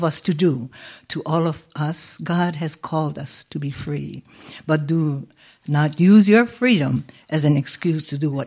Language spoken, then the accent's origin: English; Hawaii, United States; now in Las Vegas, United States; We are from Hawaii